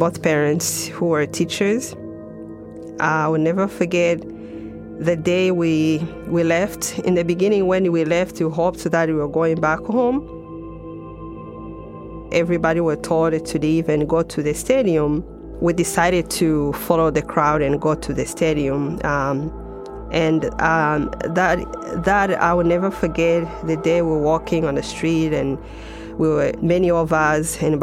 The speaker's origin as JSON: {"language": "English", "country": "Rwanda", "tie": "born or raised there", "said": "growing up in Rwanda, for me, I was very fortunate to be able to have both parents"}